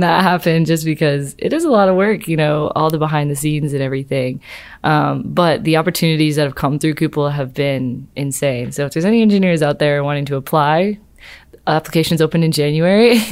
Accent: the Southeast, Alabama, United States; born or raised there; also born or lived in Maryland

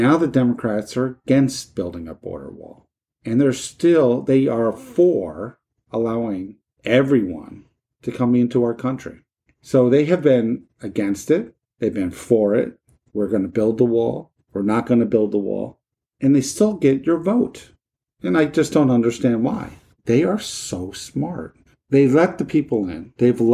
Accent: United States; As an American citizen

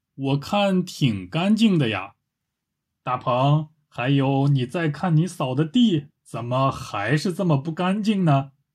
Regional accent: China; 我是个中国人

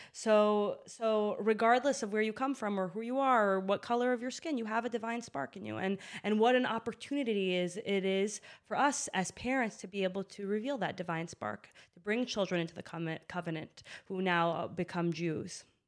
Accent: Boston, Massachusetts, United States; I grew up in Boston

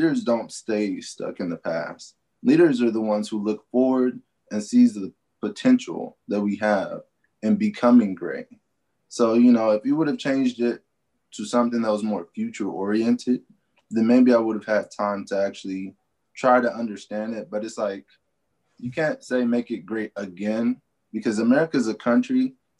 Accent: Topeka, Kansas, United States; I'm the only one born and raised in Kansas, literally, out of my whole family

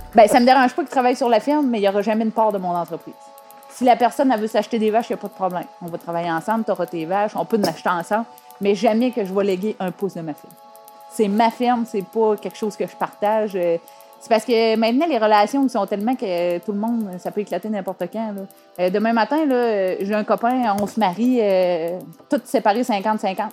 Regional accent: Saint-Gabriel, Quebec, Canada; Je suis originaire euh, de Saint-Gabriel

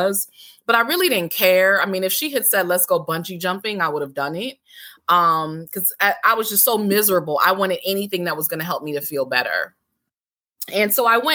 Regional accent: Connecticut, United States; moved away as an adult; also born or lived in Washington, D.C. / Maryland; now in D.C./Maryland area, United States; I'm originally from Connecticut

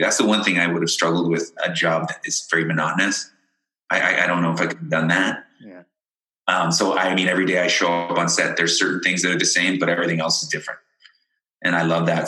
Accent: London, Ontario, Canada; moved away as an adult; also born or lived in Ireland / Windsor, Ontario; I was born in Ireland, but I grew up in London, Ontario

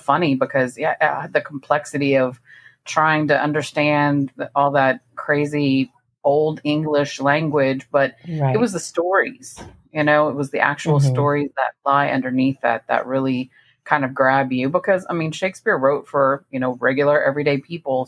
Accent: Victoria, Texas, United States; I was born in Victoria, Texas, so about 125 miles southwest of Houston

